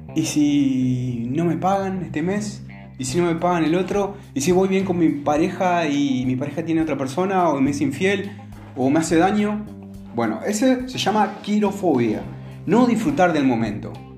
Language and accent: Spanish; Argentina; aquí en Argentina, sobre todo, y en mi pueblo